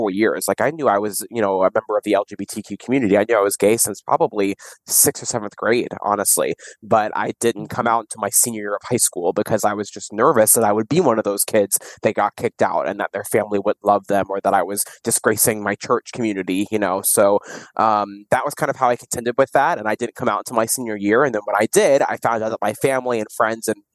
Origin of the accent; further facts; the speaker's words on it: Kissimmee, Florida, United States; also born or lived in St. Cloud, Florida; I grew up in the Kissimmee / St. Cloud, Florida area